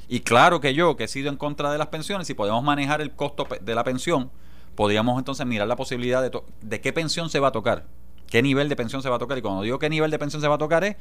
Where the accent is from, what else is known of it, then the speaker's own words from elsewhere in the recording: Jayuya, Puerto Rico; Yo soy de Jayuya.